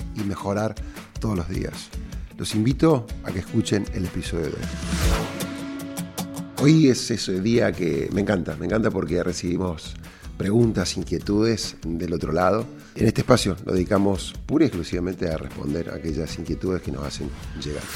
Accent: Córdoba, Argentina; cordobés y emprendedor

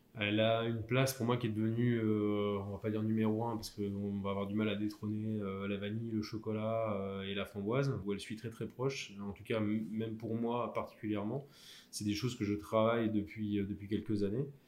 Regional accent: Lille, Hauts-de-France, France; je suis originaire de la, du Nord, de, de Lille plus précisément, en tout cas la périphérie. J'ai passé tous mes diplômes et fait les trois quarts de ma formation dans, ma, dans ma région natale

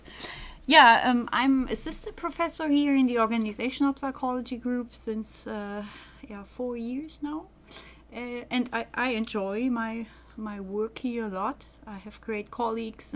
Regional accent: Germany; moved away as an adult; also born or lived in Göttingen; now in Groningen, Netherlands; I'm from Germany, so I studied psychology in Germany

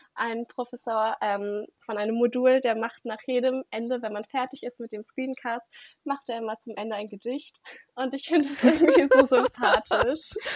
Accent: Germany; ich komme auch hier aus der Nähe und wollte in Berlin bleiben

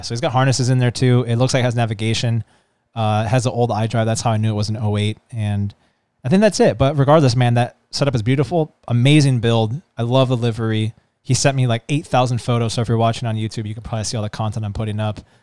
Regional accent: San Diego, California, United States; also born or lived in Florida / Oceanside, California; I grew up in somewhat of like a Pacific Beach and Mission Hills area back and forth, and then ended up spending majority of my time in Pacific Beach and La Jolla

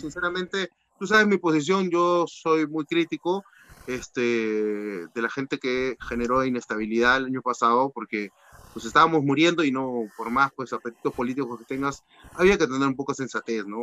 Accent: Piura, Peru; yo soy de Piura

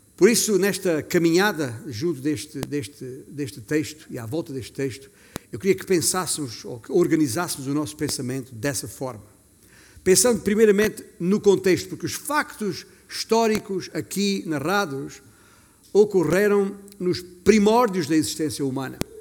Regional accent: Alentejo, Portugal; significa que tenho orgulho, orgulho do bom sentido, de ter nascido alentejano

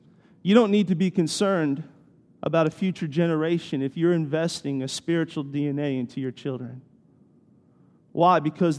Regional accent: Washington, D.C., United States; I grew up near Washington, D.C., right outside of Washington, D.C.

